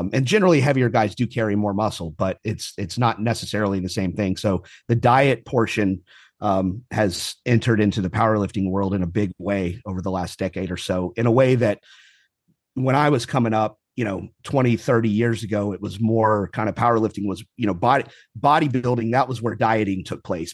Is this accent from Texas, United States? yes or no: yes; Houston, Texas, United States; also born or lived in Kingwood, Texas / California; I more or less lived here my whole life, uh, brief stint, um, out in California when I was in the Marine Corps. Um, but more or less lived, uh, in Houston my whole life